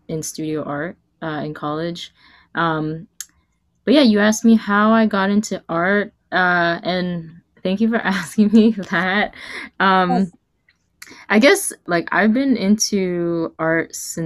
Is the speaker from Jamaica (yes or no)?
no; New York City, New York, United States; I'm from New York City. I was born and raised there, and I'm currently based there right now